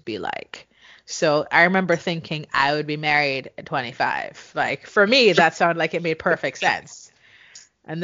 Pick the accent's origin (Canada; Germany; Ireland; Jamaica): Jamaica; moved away as an adult; now in United States; growing up in Jamaica where we both grew up